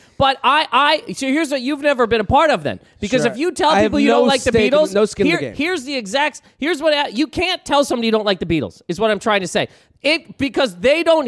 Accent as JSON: {"language": "English", "region": "Nova Scotia", "country": "Canada", "said": "I'm from Nova Scotia."}